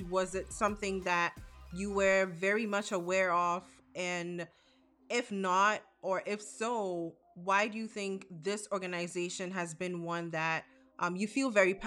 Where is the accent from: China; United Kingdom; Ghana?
Ghana; now in United States; I'm a young Black girl born and raised in Ghana, West Africa, with a degree in plastics engineering